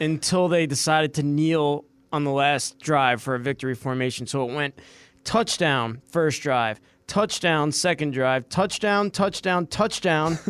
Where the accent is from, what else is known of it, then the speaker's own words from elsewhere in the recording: New York, United States; moved away; also born or lived in Richmond, Virginia; I was born there, and then moved back home to New York, where I grew up